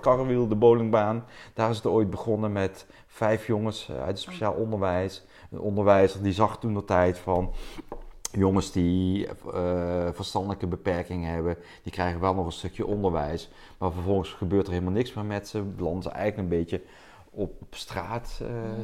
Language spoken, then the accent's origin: Dutch; South Limburg, Netherlands; accent: southern; moved away as an adult; now in Delft, Netherlands; ik ben een eh, import Delftenaar. Laten hoor je met, met mijn accent oorspronkelijk afkomstig uit Zuid-Limburg.